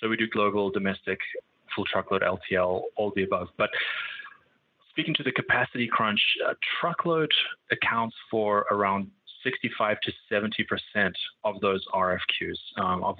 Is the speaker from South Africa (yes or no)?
yes; South Africa; moved away as an adult; also born or lived in Cape Town / London / Singapore; now in United States; I'm from South Africa